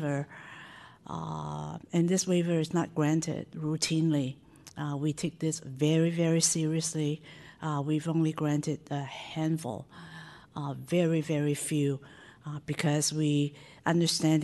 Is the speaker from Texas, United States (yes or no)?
no; San Francisco, California, United States; I grew up in Chinatown and I still live near it